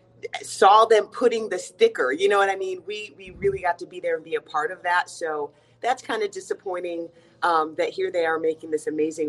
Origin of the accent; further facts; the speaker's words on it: Atlanta, Georgia, United States; moved away as an adult; also born or lived in West Coast / Nevada; now in Fayetteville, United States; I grew up in Atlanta, Georgia.